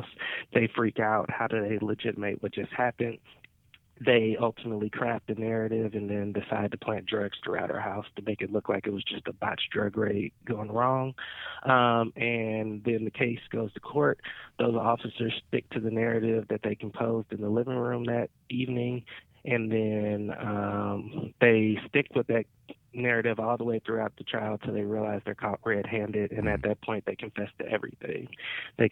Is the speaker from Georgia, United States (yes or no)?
yes; Stone Mountain, Georgia, United States; also born or lived in Decatur, Georgia; I was born in Decatur, raised in Stone Mountain